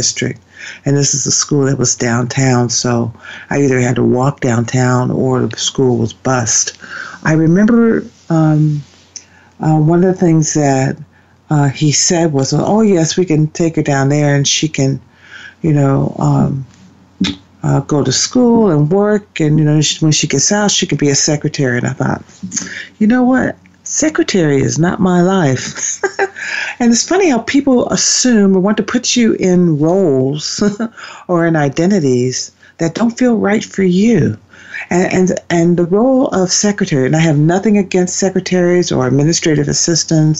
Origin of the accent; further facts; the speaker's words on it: Ohio, United States; where I grew up in Ohio